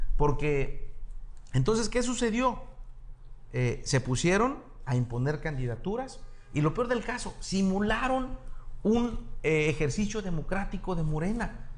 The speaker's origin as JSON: {"language": "Spanish", "town": "Acapulco", "region": "Guerrero", "country": "Mexico", "tie": "born or raised there", "also_born_or_lived": "Mexico City / Brazil / Houston", "said": "nosotros nacimos, nacimos en Acapulco, ¿sí? toda mi vida crecí en Acapulco"}